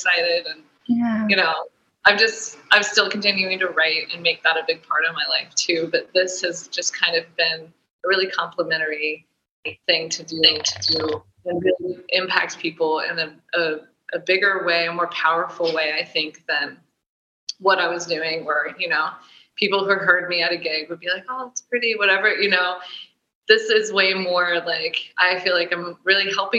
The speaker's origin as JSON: {"language": "English", "region": "New York", "country": "United States", "said": "I was wild child from New York"}